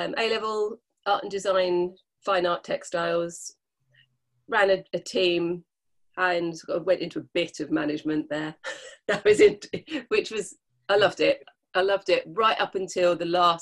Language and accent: English; London, United Kingdom; moved away as an adult; now in Dorset, United Kingdom; I was born in London, so I was kind of used to, being in that kind of society